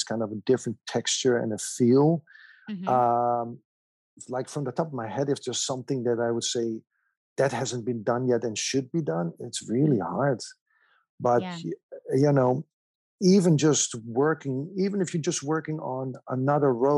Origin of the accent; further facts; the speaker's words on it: Amsterdam, North Holland, Netherlands; moved away as an adult; also born or lived in Germany; I was, you know, born and raised in Amsterdam